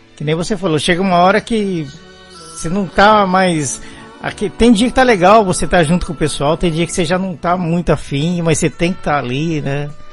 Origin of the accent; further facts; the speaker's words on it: São Paulo, Brazil; moved away as an adult; now in Belo Horizonte, Brazil; eu nasci em São Paulo, do tempo que eu vivi em São Paulo